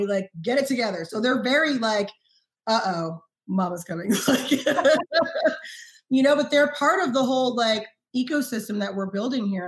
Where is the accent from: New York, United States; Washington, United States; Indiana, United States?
New York, United States; New York City; moved away; I grew up in Harlem